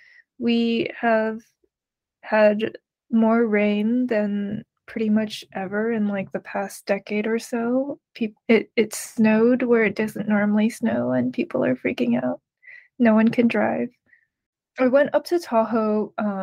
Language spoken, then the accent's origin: English; Taiwan; But when they when people realize I'm from Taiwan